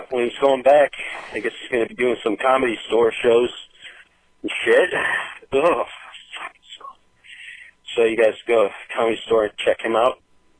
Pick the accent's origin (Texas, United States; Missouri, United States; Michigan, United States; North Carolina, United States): Michigan, United States; I'm from Michigan